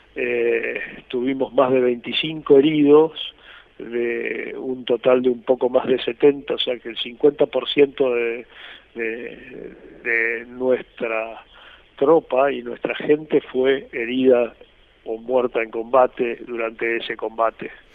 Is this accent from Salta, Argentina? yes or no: no; Corrientes, Argentina; estoy viviendo en la ciudad de Mercedes Corrientes, yo soy correntino